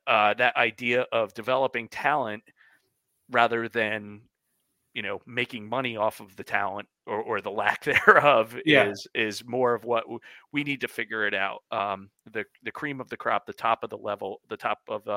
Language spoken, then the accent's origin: English; United States; I am an American